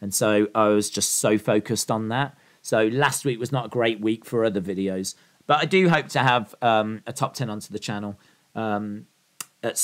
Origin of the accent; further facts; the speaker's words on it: Canada; Being Canadian, I am legally obliged to say Trish.